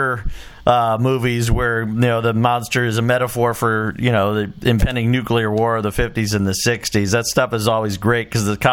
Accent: Chicago, Illinois, United States; when I was a little kid, I grew up in Chicago

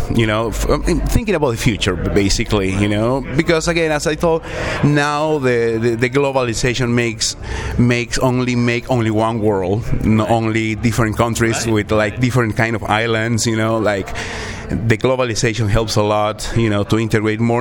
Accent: Peru; English is a second language; moved away as an adult; also born or lived in Virginia / Texas; now in Iowa, United States; I'm from Peru

